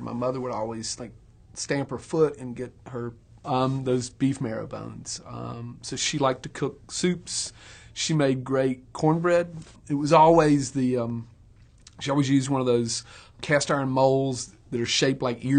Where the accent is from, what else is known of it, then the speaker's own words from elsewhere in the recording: Clinton, Georgia, United States; I grew up in Clinton, Georgia, which is about 12 miles north of Macon.